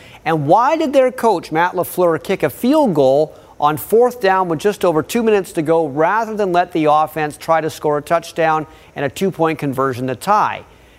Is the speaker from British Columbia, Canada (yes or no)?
yes; Burnaby, British Columbia, Canada; I grew up around Burnaby Park